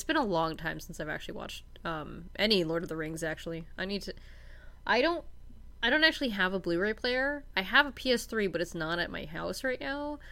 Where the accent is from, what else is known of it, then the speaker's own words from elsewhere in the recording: Winnipeg, Manitoba, Canada; I grew up in suburbia in Winnipeg